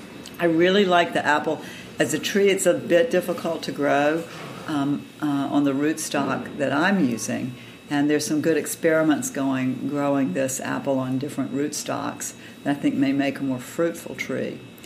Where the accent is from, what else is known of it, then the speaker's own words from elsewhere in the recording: Georgia, United States; moved away as an adult; also born or lived in North Carolina; now in Virginia, United States; I grew up in Georgia and have spent most of my adult life in North Carolina and Virginia, but I'm the granddaughter of dirt farmers, the small farmers in Georgia.